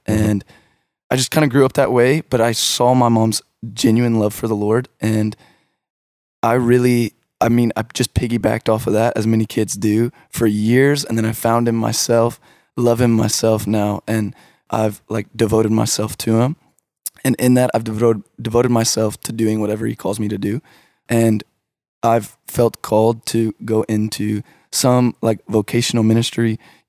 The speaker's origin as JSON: {"language": "English", "town": "Richardson", "region": "Texas", "country": "United States", "tie": "born or raised there", "said": "I grew up in the Richardson area."}